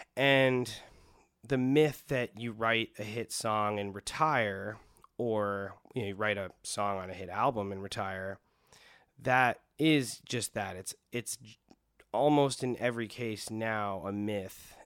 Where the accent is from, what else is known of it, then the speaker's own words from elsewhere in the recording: Wilmette, Illinois, United States; also born or lived in Chicago; I grew up in Chicago, um, r, and mainly grew up right outside in a town called Wilmette, Illinois